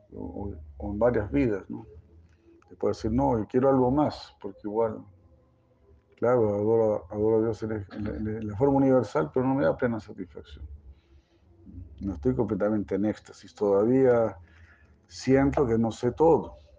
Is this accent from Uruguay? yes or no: no; Chile; moved away; ahí donde yo nací